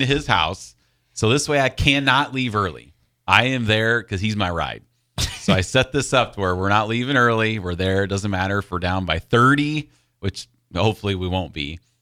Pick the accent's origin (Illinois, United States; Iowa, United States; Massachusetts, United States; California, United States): Iowa, United States; growing up in Iowa